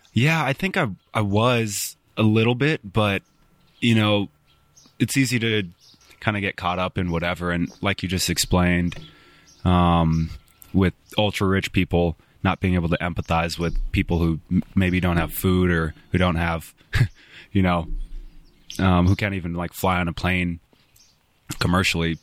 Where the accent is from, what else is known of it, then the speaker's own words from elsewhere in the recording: Spokane, Washington, United States; moved away as an adult; now in Bozeman, United States; growing up in Spokane from ten to eighteen, and then moving to Bozeman, eighteen to, I'm twenty-six now.